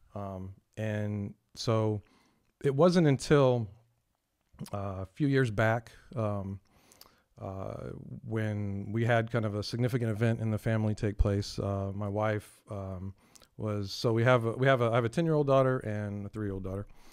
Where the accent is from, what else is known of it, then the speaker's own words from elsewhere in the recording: San Antonio, Texas, United States; born and raised in San Antonio, uh, been here all my life.